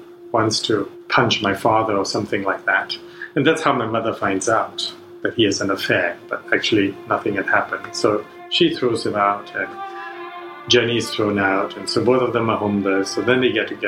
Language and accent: English; Singapore; moved away as an adult; also born or lived in Princeton, New Jersey / New York City; I grew up in Singapore to English-educated parents